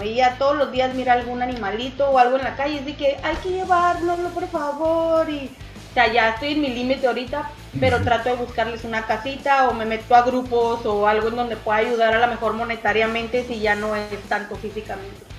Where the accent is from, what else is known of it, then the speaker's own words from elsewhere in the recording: Mexicali, Baja California, Mexico; De aquí de Mexicali, Mexicali, Baja California, aquí nací y aquí he vivido pues toda mi vida